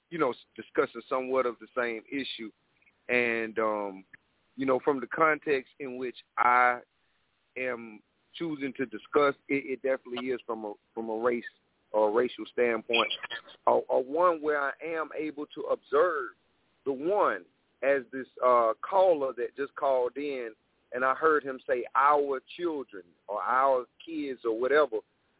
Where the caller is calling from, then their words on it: Columbia, South Carolina, United States; again, I'm calling from Columbia, South Carolina